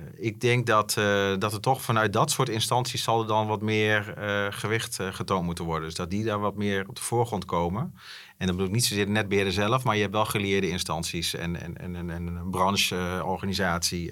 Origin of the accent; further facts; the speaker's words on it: Netherlands; wij zijn ook wel afgelopen jaren als Nederlanders best wel verwend